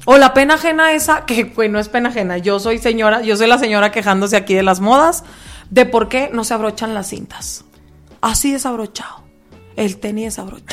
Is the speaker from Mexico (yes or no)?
yes; Mexico; Como buen mexicano.